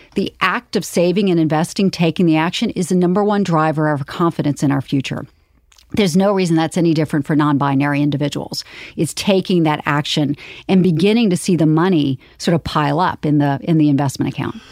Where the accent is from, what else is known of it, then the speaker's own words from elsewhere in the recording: Charleston, South Carolina, United States; I grew up in Charleston, South Carolina